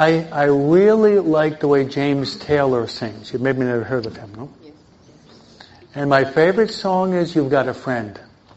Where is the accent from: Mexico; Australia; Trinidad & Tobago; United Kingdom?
Mexico; No, I'm from Mexico.